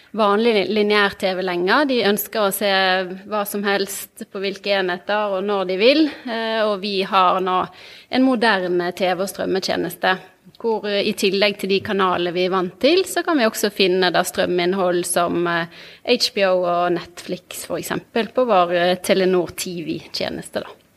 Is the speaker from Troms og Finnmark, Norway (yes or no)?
no; Bergen, Vestland, Norway; also born or lived in Trondheim; jeg kommer fra Bergen. Jeg vokste opp på Eidsvollneset, rett ved rett ved Handelshøyskolen